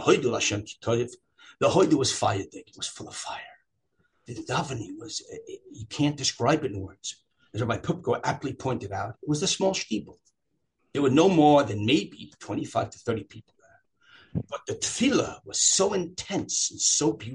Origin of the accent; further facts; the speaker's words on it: Long Beach, New York, United States; I grew up in Long Beach, New York